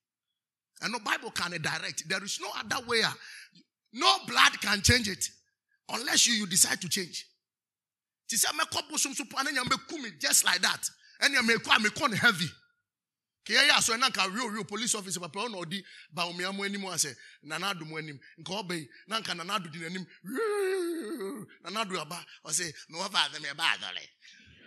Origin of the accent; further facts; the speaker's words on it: Nzema, Western Region, Ghana; I'm from Nzema